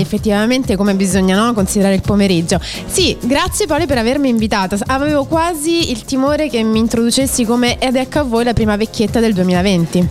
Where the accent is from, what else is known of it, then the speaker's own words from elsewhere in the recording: Rome, Lazio, Italy; sono di Roma, orgogliosamente romana